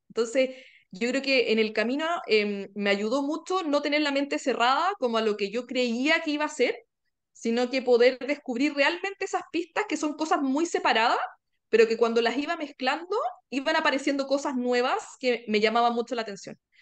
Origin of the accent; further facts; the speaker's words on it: Chile; soy chilena